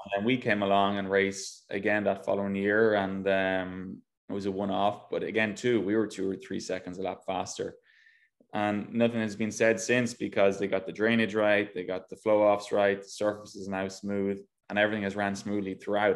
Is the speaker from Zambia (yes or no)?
no; Ireland; moved away as an adult; now in United States; I go back home now, and people think I'm not Irish anymore